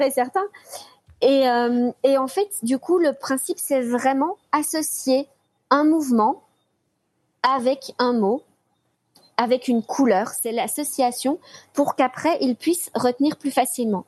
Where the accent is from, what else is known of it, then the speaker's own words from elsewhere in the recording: Belgium; je suis belge